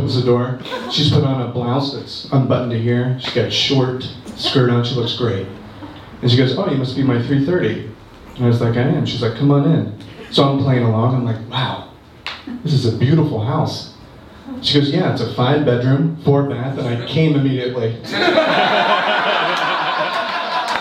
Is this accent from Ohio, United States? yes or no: yes; Ohio, United States; I'm from Ohio